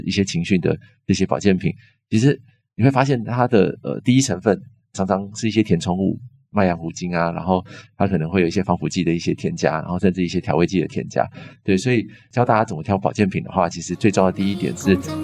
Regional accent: Longjing, Taichung, Taiwan; 我以前在台中荣景长大

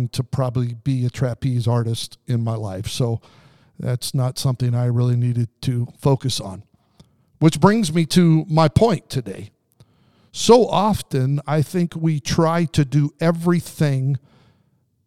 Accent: Southern Idaho, United States; also born or lived in Pendleton, Oregon / Salinas, California; till I was 9 years old, we lived there before moving to Southern Idaho.

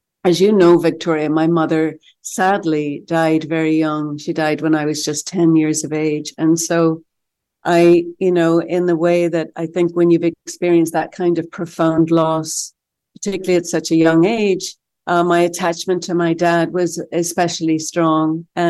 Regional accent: Ireland; No, well, I don't think growing up in Ireland the way I did, that I could imagine that my life has been so fruitful and so fun.

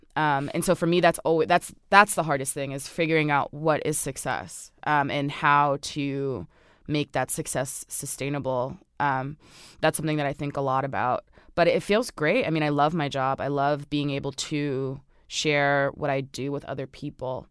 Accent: Orange, New Jersey, United States; I grew up on Sterling Avenue in Orange, New Jersey

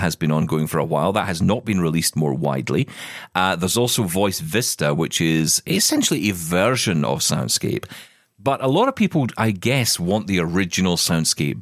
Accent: Scotland, United Kingdom; being Scottish

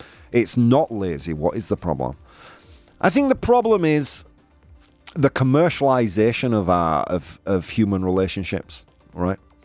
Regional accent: United Kingdom; now in Australia; I am British

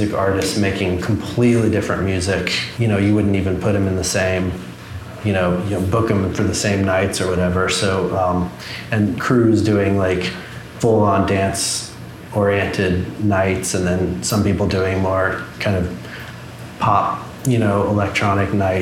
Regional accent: Dallas, Texas, United States; moved away as an adult; also born or lived in Austin / California; now in Seattle, United States; I grew up in Dallas

